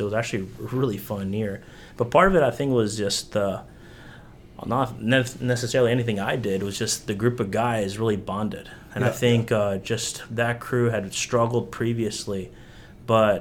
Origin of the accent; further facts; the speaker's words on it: Spain; moved away; also born or lived in Tennessee / North Carolina; I grew up in Spain